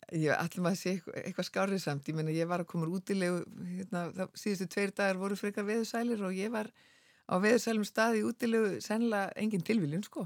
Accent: Iceland; sem bara Íslendingur

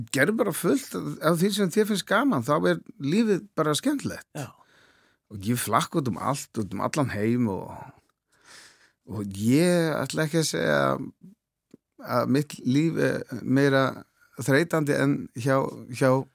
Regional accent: Klaksvík, Norðoyar, Faroe Islands; Icelandic is a second language; moved away as an adult; also born or lived in Árnafjørður, Faroe Islands; now in Iceland; ég er halvur frá Klagsvík já. sem er næstæstu bæinn, svo er halvur frá Árnarfyrðu

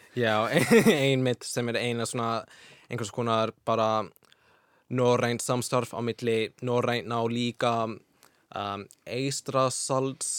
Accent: Washington, United States; Icelandic is a second language; now in Iceland; Washington fylki, mm -hmm. sem er fyrir norðvestan

